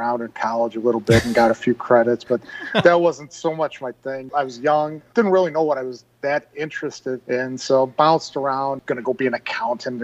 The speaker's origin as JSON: {"language": "English", "town": "Whiting", "region": "Indiana", "country": "United States", "tie": "born or raised there", "also_born_or_lived": "Calumet City, Illinois", "said": "I actually grew up here in Whiting"}